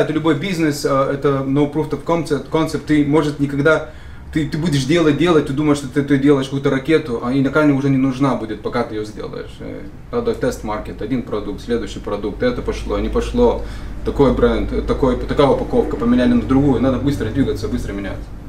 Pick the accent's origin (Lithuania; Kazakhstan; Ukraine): Lithuania; Šilutė, Klaipėda County; now in United States; Из Литвы, из Шилуты, маленький